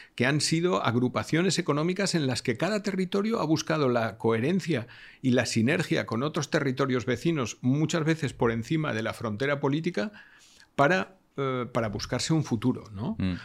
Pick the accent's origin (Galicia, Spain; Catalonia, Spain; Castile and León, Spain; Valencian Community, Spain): Valencian Community, Spain; Valencia; yo soy de Valencia